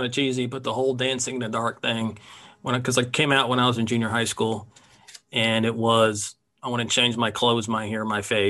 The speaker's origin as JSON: {"language": "English", "town": "Silver Spring", "region": "Maryland", "country": "United States", "tie": "born or raised there", "said": "Well, I grew up right outside Washington, D.C. in Silver Spring, Maryland. And my parents were big bluegrass fans."}